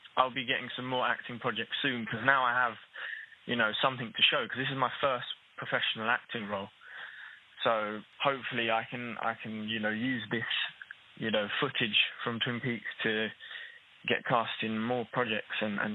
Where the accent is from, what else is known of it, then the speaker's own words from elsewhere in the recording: Newham, London, United Kingdom; whereas I grew up in Newham in East London and lost my Cockney accent